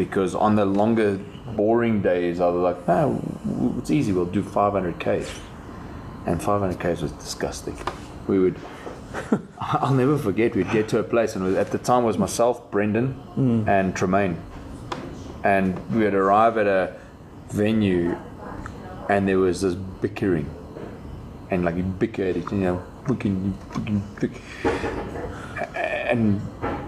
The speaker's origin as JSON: {"language": "English", "country": "South Africa", "said": "So I'm South African, but Lebanese"}